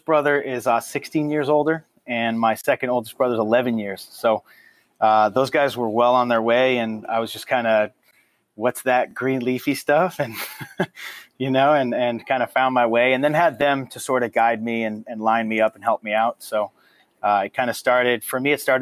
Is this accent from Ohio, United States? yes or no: no; Taunton, Massachusetts, United States; moved away as an adult; also born or lived in New Bedford, Massachusetts / Newton, Massachusetts; now in California, United States; I was born actually in Taunton, Mass. And then grew up there in southern Massachusetts, New Bedford, Taunton, Massachusetts